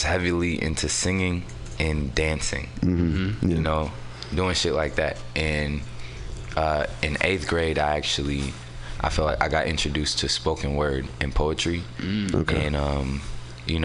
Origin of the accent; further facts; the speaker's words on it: San Francisco, California, United States; also born or lived in Oakland; I'm from San Francisco. I was technically born in Oakland, but I was raised out here in San Francisco. I grew up in the Mo